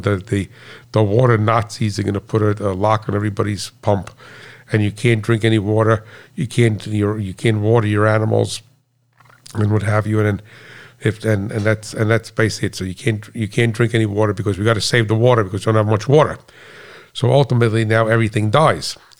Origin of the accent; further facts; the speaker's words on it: United States; being an American